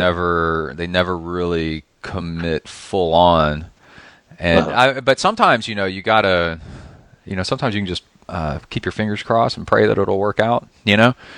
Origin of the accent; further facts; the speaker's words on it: Texas, United States; I grew up in Texas and in the South.